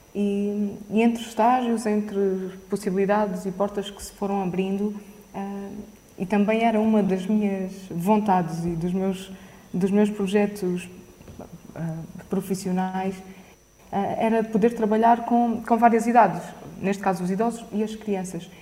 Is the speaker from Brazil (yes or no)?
no; Caridade, Alentejo, Portugal; quando casaram ficaram a viver na, na caridade e foi, foi lá que cresci